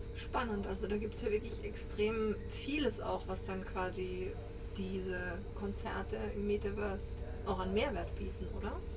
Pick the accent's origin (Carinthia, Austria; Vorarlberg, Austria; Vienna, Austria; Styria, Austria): Styria, Austria; Graz; Ich komme ja aus Graz, aus einer kleinen Stadt in Österreich, also die zweitgrößte